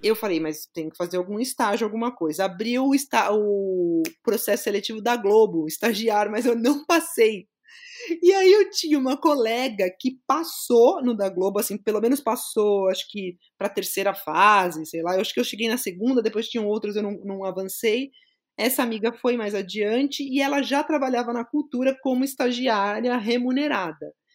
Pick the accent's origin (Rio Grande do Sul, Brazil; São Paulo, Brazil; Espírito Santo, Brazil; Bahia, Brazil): São Paulo, Brazil; Eu sou de São Paulo mesmo, sou paulistana da Gema, cresci na zona leste da capital